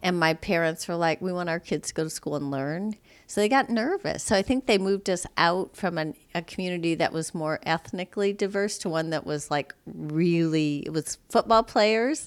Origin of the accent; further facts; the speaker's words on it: South Bend, Indiana, United States; moved away; also born or lived in Mishawaka, Indiana / London; I grew up in South Bend, Indiana